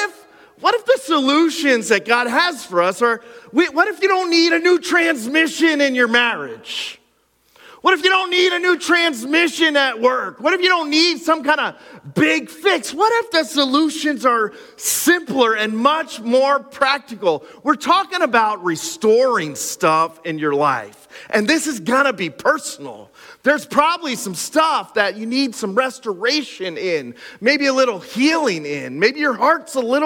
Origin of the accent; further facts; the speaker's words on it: Pine Grove, Pennsylvania, United States; my hometown of Pine Grove